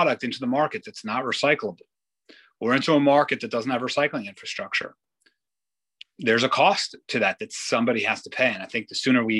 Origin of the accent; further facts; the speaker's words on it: Israel; I grew up in Israel